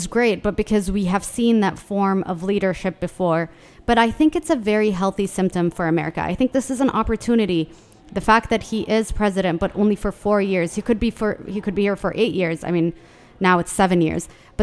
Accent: Yemen; now in Washington, D.C., United States; A Durka from Yemen

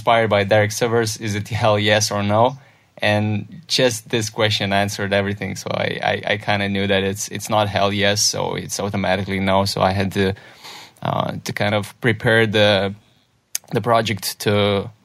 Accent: Lithuania; it started in a very little village in Lithuania

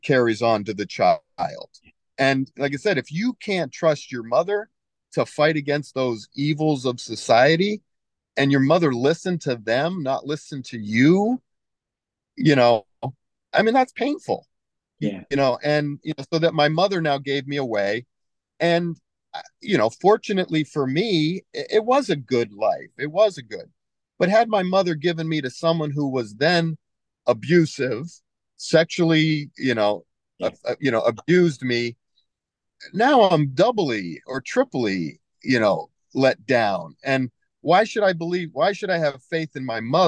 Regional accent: United States; also born or lived in Japan; I'm from America

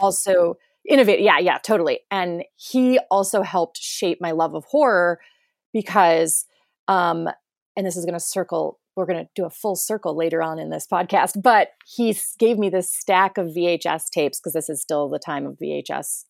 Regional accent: rural area an hour east of Cleveland, Ohio, United States; moved away; we're about an hour east of Cleveland

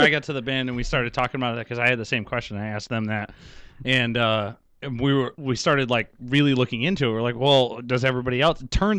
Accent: Utica, New York, United States; Yeah, no, but that's, we're from Utica, but that's cool, man

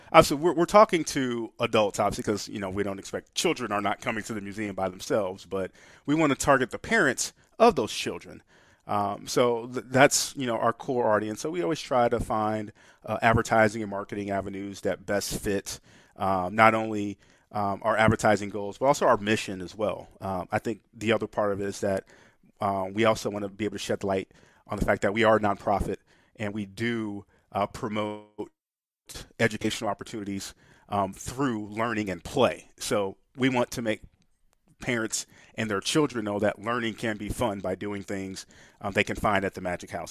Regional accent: St. Louis, Missouri, United States; also born or lived in Springfield, Missouri; native Saint Louisan, Uh, growing up, born and raised in Saint Louis, my only time not living in Saint Louis was the, uh, the time away at college.

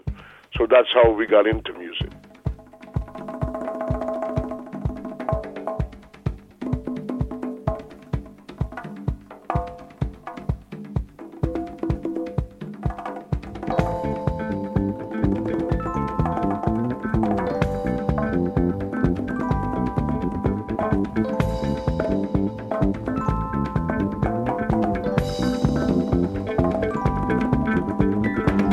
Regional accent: Georgetown, Demerara-Mahaica, Guyana; I'm from Georgetown, Guyana. I was born in Georgetown.

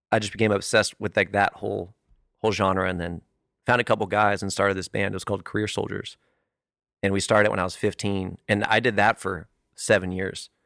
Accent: California, United States; moved away; green kid from California

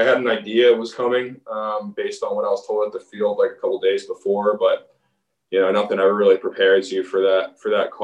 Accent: Baltimore, Maryland, United States; my hometown team

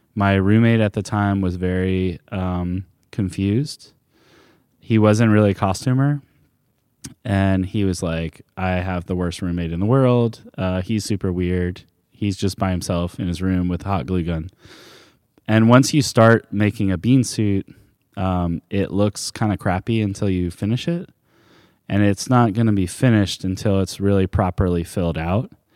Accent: Charleston, South Carolina, United States; now in New Orleans, United States; I grew up in Charleston, South Carolina.

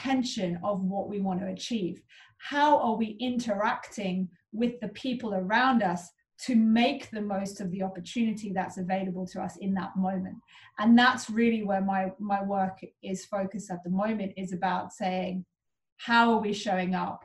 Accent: Cape Town, Western Cape, South Africa; I grew up in Cape Town

